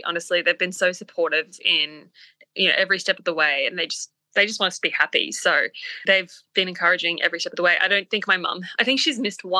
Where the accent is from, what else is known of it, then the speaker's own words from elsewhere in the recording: Papua New Guinea; And we grew up in Papua New Guinea, by the way.